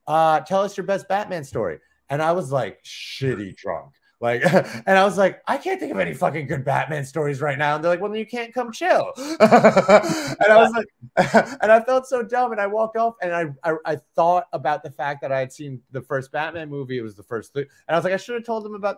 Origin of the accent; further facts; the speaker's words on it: Bayport, New York, United States; also born or lived in Lindenhurst, New York / Sayville, New York; I grew up in Bayport until I was 10. Then I moved to Lindenhurst for like 6 months. No, 10, 11, whatever it was. And then I moved to Sable when I was like 12